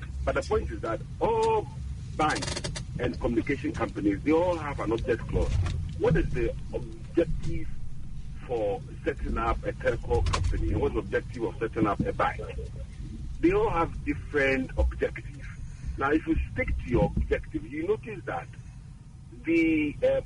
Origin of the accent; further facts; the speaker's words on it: Esiama, Western Region, Ghana; my hometown, Eshiama, or my mother's village